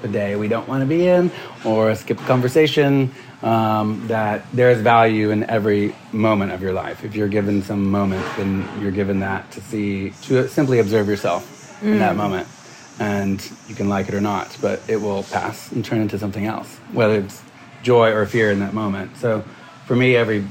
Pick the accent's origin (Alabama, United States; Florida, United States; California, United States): Alabama, United States; I grew up in Alabama